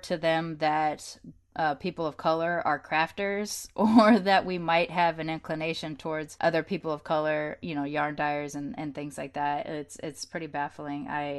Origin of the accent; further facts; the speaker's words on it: United States; being an American born but with British influence in my life because I grew up with my nan